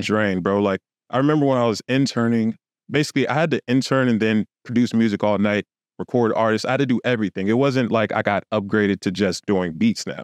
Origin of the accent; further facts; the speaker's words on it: Los Angeles, California, United States; moved away; also born or lived in Houston; I literally lived on, uh, Hollywood Boulevard.